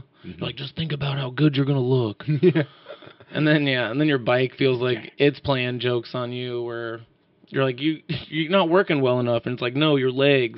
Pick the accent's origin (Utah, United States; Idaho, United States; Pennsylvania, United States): Idaho, United States; Sandpoint; moved away as an adult; my hometown of Sandpoint, Idaho